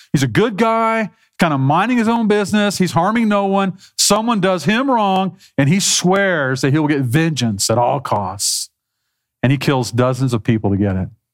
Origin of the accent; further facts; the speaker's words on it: South Texas, United States; Growing up in South Texas